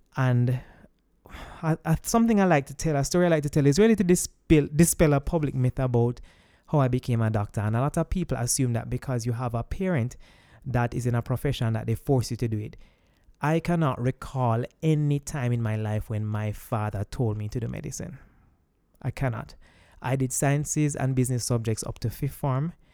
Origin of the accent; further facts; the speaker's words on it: Jamaica; I'm Jamaican